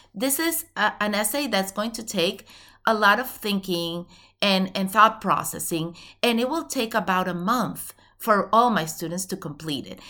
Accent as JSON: {"language": "English", "country": "Venezuela", "moved": "yes", "said": "I'm originally from Venezuela"}